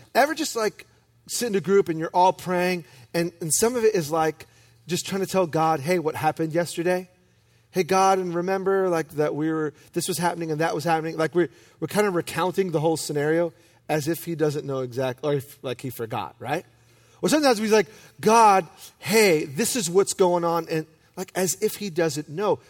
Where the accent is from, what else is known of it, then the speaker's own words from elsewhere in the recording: New York City, New York, United States; I'm from Brooklyn